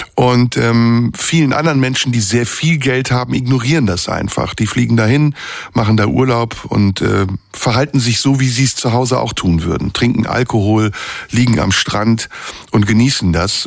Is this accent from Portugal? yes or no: no; Istanbul, Turkey; now in Germany; in Istanbul, meiner Heimatstadt